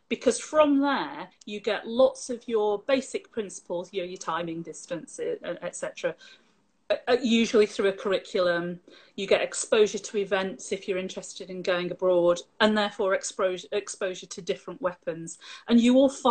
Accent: Lancashire, North West England, United Kingdom; moved away as an adult; also born or lived in Scotland; now in Yorkshire, United Kingdom; Spent most of my schooling in Lancashire

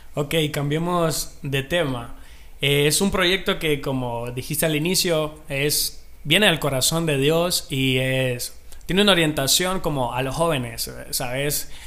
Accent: Marcala, La Paz, Honduras; soy de Marcal, a La Paz, tierra del amor, la amistad

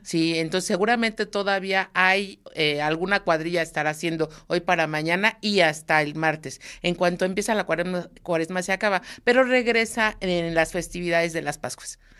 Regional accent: Mexico; somos los mexicanos

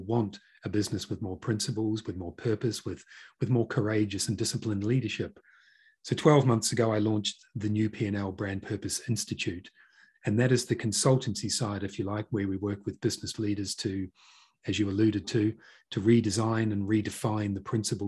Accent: North Island, New Zealand; moved away as an adult; now in United Kingdom; I'm originally from Aotearoa, New Zealand. Grew up in a small town and in the North Island, and I moved to the UK about just over two decades ago.

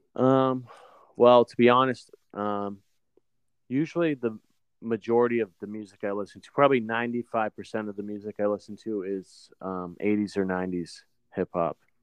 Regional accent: New Hampshire, United States; moved away; I'm, I'm originally from New Hampshire

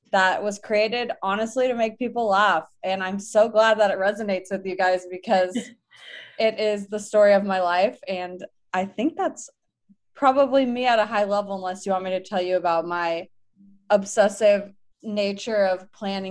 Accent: Los Angeles, California, United States; moved away as an adult; also born or lived in Provo, Utah / San Francisco, California; I'm from Los Angeles, California. I was born and raised there

